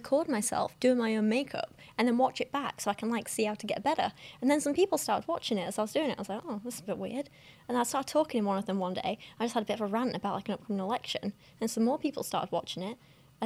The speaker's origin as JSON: {"language": "English", "region": "England", "country": "United Kingdom", "said": "we're both English with dark hair"}